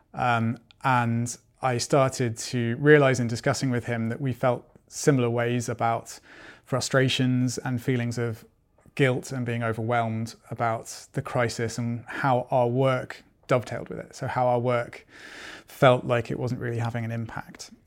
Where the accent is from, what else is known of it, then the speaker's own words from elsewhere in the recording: United Kingdom; also born or lived in Germany; now in Sweden; I'm originally from Britain